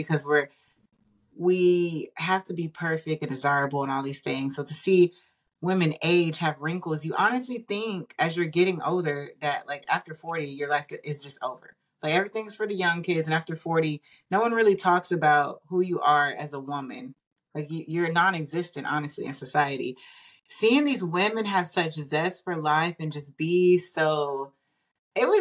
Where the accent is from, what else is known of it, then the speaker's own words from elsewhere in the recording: Austin, Texas, United States; Austin, Texas. ATL in the house. That is my hometown